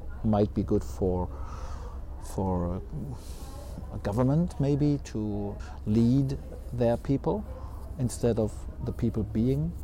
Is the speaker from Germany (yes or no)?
yes; Heidelberg, Baden-Württemberg, Germany; I'm from Heidelberg.